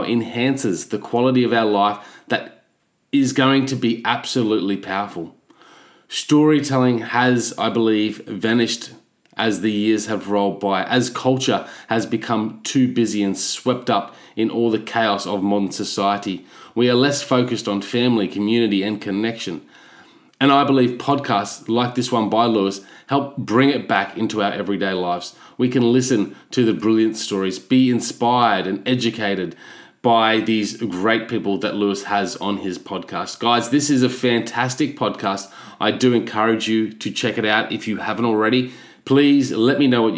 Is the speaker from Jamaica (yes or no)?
no; Australia; as an Aussie